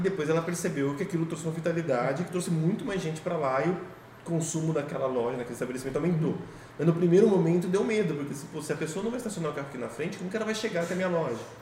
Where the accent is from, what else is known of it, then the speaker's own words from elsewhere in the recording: Sorocaba, São Paulo, Brazil; A gente está aqui em Sorocaba, vamos dizer, a gente cresceu aqui, vive aqui